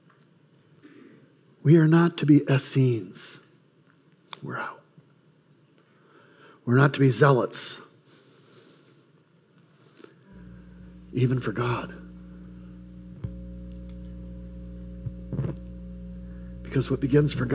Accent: United States; I'm an American by birth, Czechoslovakian by ethnicity

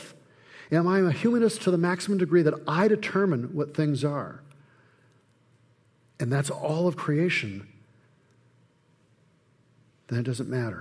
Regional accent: Flint, Michigan, United States; Growing up in Flint

